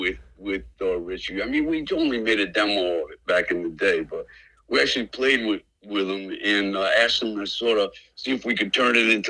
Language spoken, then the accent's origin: English; North Providence, Rhode Island, United States; I'm from North Providence.